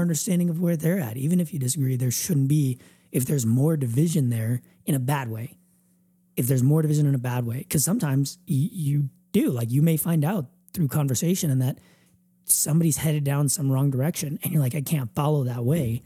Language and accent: English; United States; we're all American